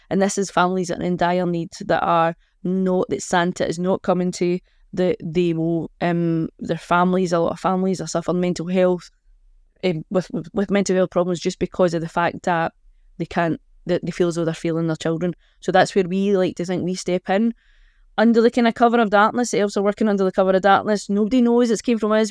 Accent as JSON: {"language": "English", "town": "Annbank", "region": "Scotland", "country": "United Kingdom", "tie": "born or raised there", "said": "I'm born and bred in Anbank"}